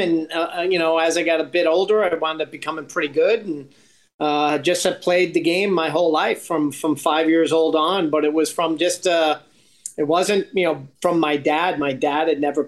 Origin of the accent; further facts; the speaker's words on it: Long Island, New York, United States; moved away as an adult; also born or lived in Philadelphia / Houston / Los Angeles; now in Toronto, Canada; I was from Long Island